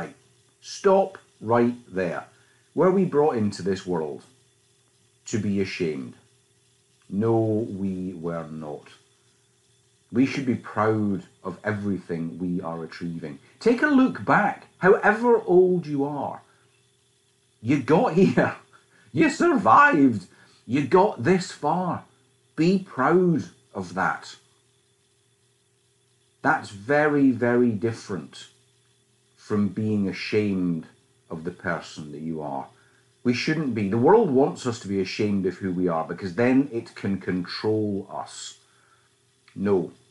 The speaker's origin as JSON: {"language": "English", "region": "Scotland", "country": "United Kingdom", "tie": "born or raised there", "said": "you can tell that I was brought up in Scotland when I was a wee boy, and I was a wee boy. The accent comes through loud and clear"}